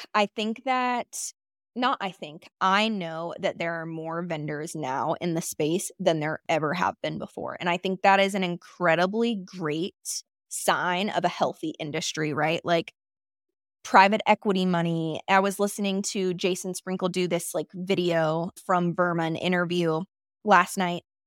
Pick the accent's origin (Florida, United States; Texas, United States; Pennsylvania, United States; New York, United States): Florida, United States; Florida Panhandle, United States; moved away as an adult; also born or lived in Jackson Hole, Wyoming; now in Jackson, United States; I'm actually from the Panhandle of Florida